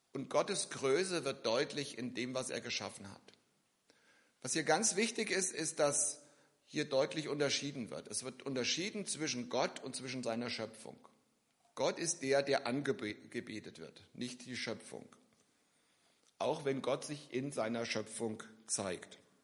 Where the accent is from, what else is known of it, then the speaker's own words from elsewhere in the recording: near Giessen, Hesse, Germany; also born or lived in Philippines; Ich komme aus der Nähe von Gießen